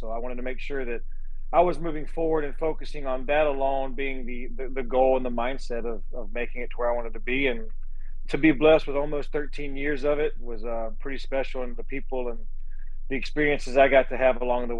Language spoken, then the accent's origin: English; South Georgia, United States; now in Houston, United States; It's a lot like where I was raised in South Georgia